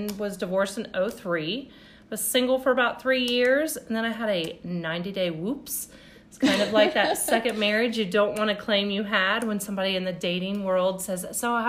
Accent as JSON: {"language": "English", "region": "Ohio", "country": "United States", "tie": "born or raised there", "also_born_or_lived": "Tennessee", "moved": "as an adult", "said": "I was born and raised in Ohio in another little small town close to Channon"}